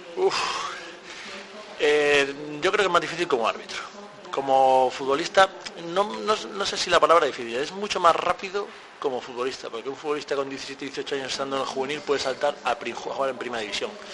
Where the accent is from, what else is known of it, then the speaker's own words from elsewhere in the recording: a village near Ponferrada, Castile and León, Spain; el club de mi pueblo